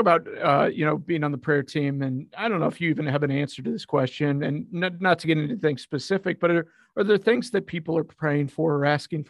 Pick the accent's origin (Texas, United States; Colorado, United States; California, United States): Colorado, United States; now in Oklahoma, United States; I grew up in Colorado